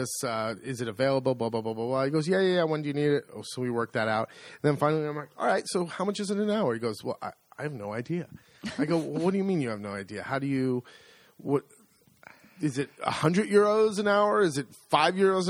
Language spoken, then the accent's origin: English; United States; moved away as an adult; now in Italy; I'm an American. I'm a foreigner